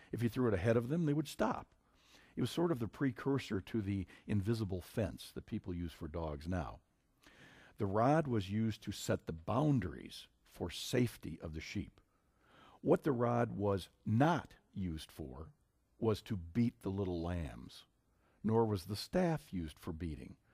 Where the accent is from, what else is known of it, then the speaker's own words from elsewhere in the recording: Minnesota, United States; my home state of Minnesota